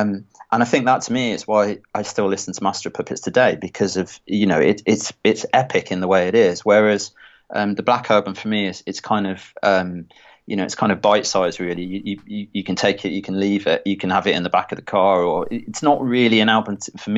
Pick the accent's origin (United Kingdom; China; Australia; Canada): United Kingdom; Stourbridge, West Midlands; I come from Near Stourbridge, and there was … and …, and I would sort of get into that.